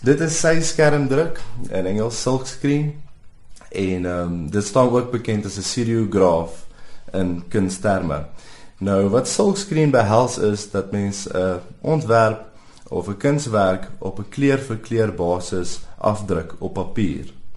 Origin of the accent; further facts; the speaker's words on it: Pretoria, Gauteng, South Africa; ek het geswat groot geword in Pretoria, Waterkloof Hoërskool skool gegaan